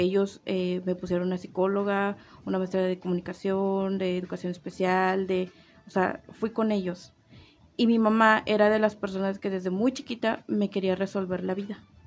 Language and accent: Spanish; Tabasco, Mexico; now in Comarca Lagunera, Mexico; yo no soy de aquí, yo soy del estado de Tabasco.